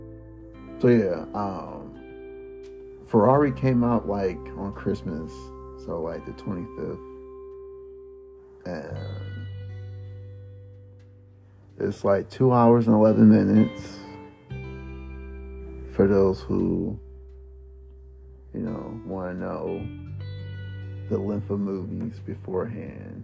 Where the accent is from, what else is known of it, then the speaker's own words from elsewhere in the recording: Detroit, Michigan, United States; I'm from Detroit